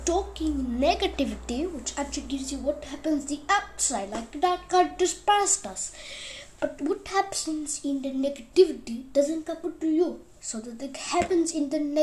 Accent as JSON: {"language": "English", "country": "India", "moved": "yes", "said": "I am from India, and also I am from Hassan"}